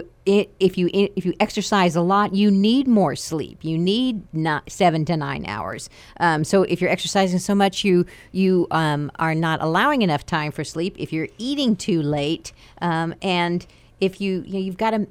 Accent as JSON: {"language": "English", "country": "United States", "tie": "born or raised there", "moved": "yes", "said": "I grew up in the Panhandle where it's like high plains."}